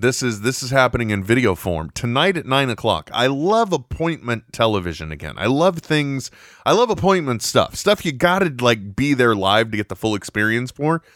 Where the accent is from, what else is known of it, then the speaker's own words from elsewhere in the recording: United States; I'm from America